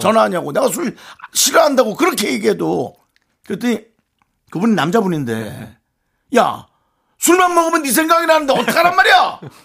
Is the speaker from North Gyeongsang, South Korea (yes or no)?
no; Gangwon, South Korea; moved away; 강원도에서 왔고